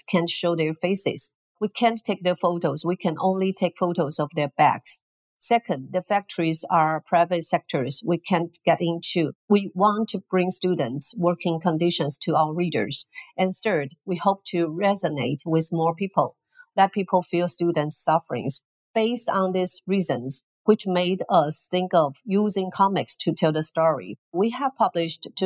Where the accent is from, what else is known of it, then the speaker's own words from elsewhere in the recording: Taiwan; from Taiwan